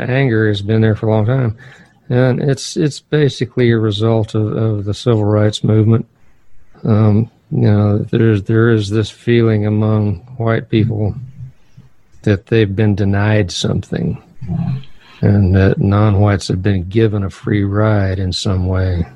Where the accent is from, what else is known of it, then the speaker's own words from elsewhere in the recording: Northern Virginia, United States; I grew up in Northern Virginia